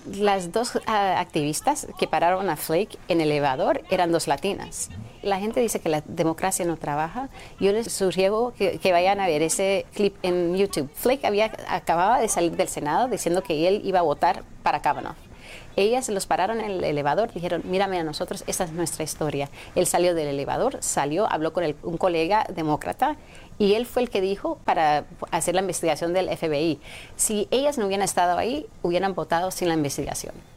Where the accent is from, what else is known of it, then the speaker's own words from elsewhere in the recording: California, United States; Yo crecí en California debajo de Pete Wilson.